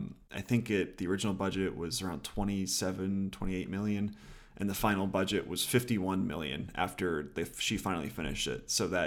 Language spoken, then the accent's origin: English; Philadelphia, Pennsylvania, United States; because I'm a Philadelphian at heart, and this movie takes place in grimy 1970s Philadelphia.